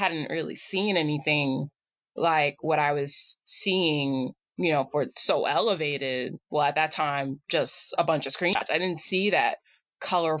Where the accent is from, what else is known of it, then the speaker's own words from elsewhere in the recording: New York City, New York, United States; moved away; also born or lived in Boston; I was born and raised in Staten Island, New York